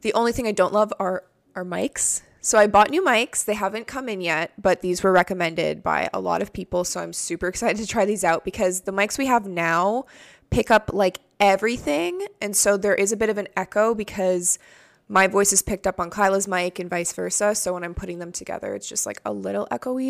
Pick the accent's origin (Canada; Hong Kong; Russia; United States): Canada; I'm Canadian